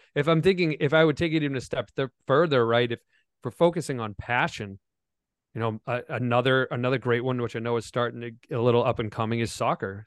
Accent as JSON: {"language": "English", "town": "Foxborough", "region": "Massachusetts", "country": "United States", "tie": "born or raised there", "said": "I grew up in Foxborough, Massachusetts, where the New England Patriots play"}